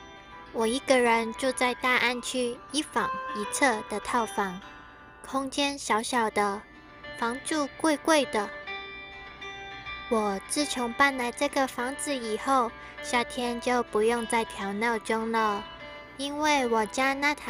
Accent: Hong Kong; 每次脱掉鞋子的时候，大家都会马上的问我：“你是不是香港人？”我都会很自豪的说：“对，我是香港人。”

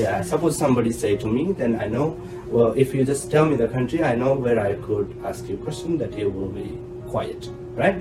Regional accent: India; moved away as an adult; now in Taiwan; As an Indian

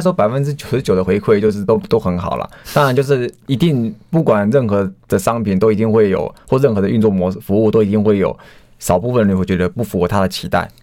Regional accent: Hualien, Hualien County, Taiwan; moved away; 因为我是花莲人

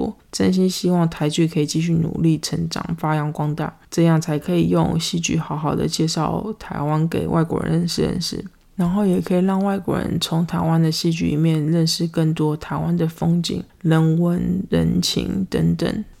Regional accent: United States; Chinese is a second language; 我们美国人根本就没有想要去 Seven Eleven 啊！

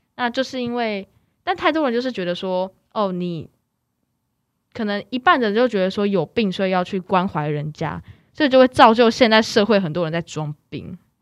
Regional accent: Kaohsiung, Taiwan; moved away as an adult; now in Taipei, Taiwan; 我原嗯。本是在高雄居住，那小嗯。时候就在高雄住，那我是二零一八才搬来台北

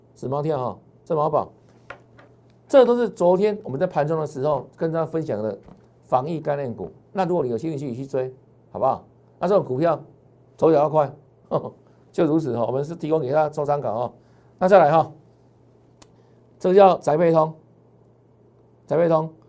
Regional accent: Taiwan; 我们台湾人

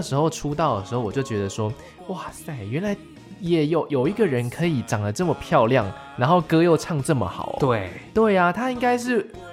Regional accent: Taiwan; 我们台湾人，哎，都听得懂的台语作品

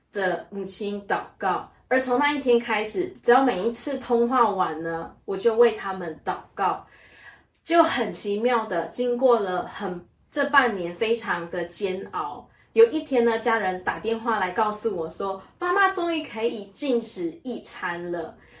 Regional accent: Malaysia; 我来自于马来西亚，在我的家中有四个兄弟姐妹，我的排行最小

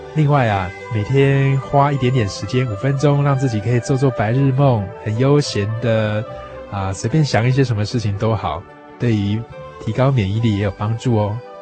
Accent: Taiwan; 对于我们台湾人的生活健康情况

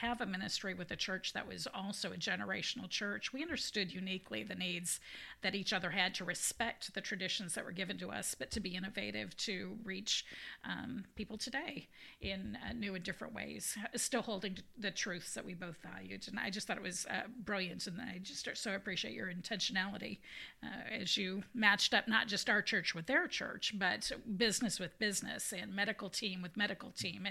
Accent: United States; as an American

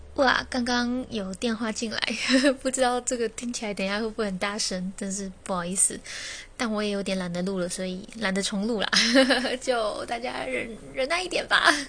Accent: Taiwan; 我们台湾人

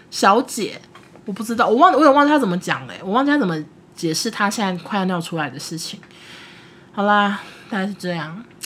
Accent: Taiwan; moved away as an adult; also born or lived in Beijing; 他们都听得出来我们是台湾人

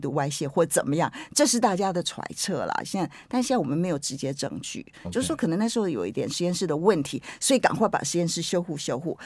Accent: Taiwan; 我台湾人很会取名字

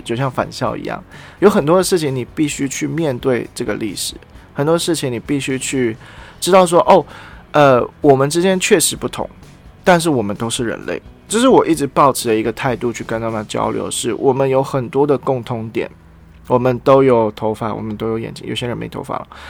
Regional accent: Taiwan; 我是台湾人

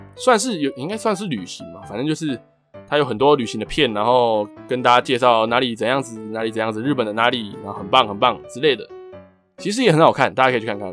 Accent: Taiwan; 台湾跟日本很接近，就是很靠近嘛，就是他们在我们的上面而已

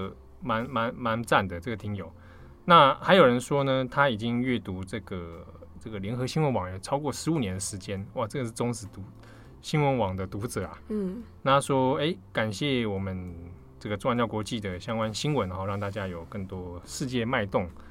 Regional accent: Taiwan; 我大喜欢台湾境，我是台湾人啊。我们过农历新年

